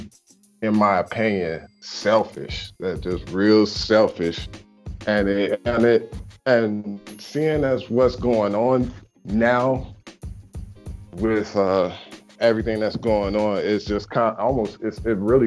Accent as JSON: {"language": "English", "town": "Chicago", "region": "Illinois", "country": "United States", "moved": "yes", "lives_now": "Charleston, United States", "said": "from Chicago"}